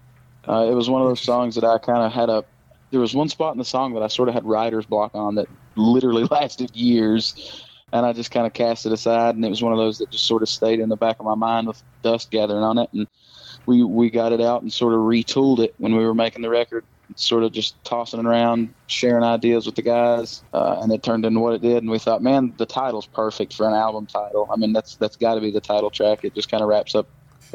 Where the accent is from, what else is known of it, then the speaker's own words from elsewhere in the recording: Castlewood, Virginia, United States; we have to tell people we're from Bristol or Johnson City